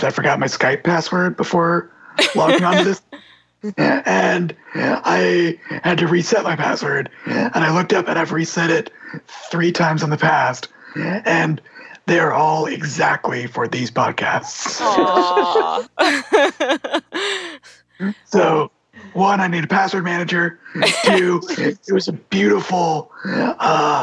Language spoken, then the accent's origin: English; Texas, United States; a sports fan growing up in Texas